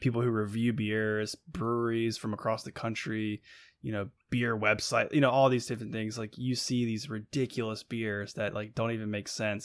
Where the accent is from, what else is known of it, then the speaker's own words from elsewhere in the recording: Buena Vista, Virginia, United States; I'm from Buena Vista